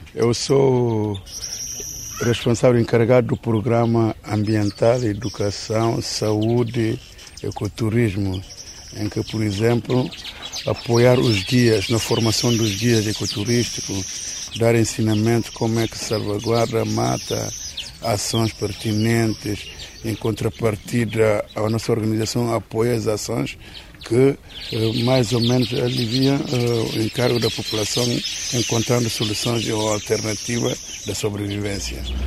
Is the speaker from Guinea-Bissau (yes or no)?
yes; Bissau, Guinea-Bissau; moved away as an adult; now in Cantanhez, Guinea-Bissau; Eu sou de Vissão, mas estou a trabalhar cá. Já vivo cá há cinco anos